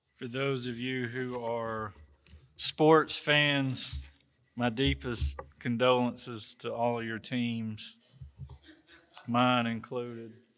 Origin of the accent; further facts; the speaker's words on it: the South, United States; accent: Southern; People say to me, "You sound Southern." It's because that's where I'm from.